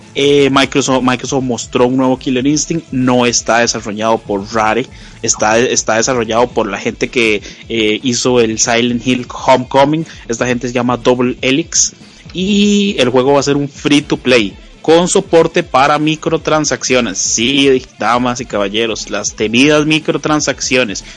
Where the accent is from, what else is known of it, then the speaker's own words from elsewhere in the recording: Costa Rica; es un podcast eh, hecho en Costa Rica. Los que lo hacemos somos costarricenses